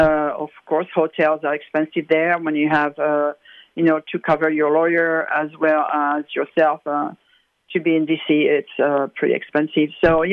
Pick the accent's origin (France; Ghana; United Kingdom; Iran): France; now in United States; I came from France, which is a pretty atheist, and it was wonderful, and the people were so welcoming and all that.